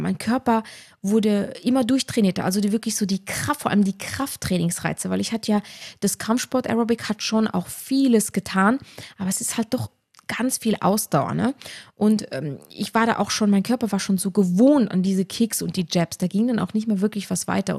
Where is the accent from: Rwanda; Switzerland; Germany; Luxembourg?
Luxembourg; now in Tyrol, Austria; ich war eine der ersten Trainerinnen in Tirol tatsächlich, als Luxemburgerin